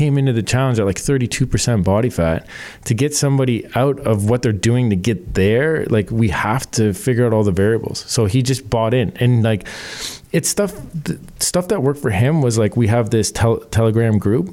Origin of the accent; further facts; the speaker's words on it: Canada; we're Canadian.